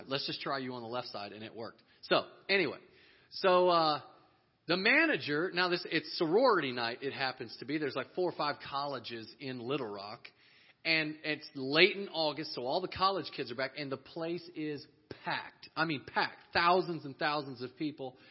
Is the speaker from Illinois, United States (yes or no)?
no; Texas, United States; we're from Texas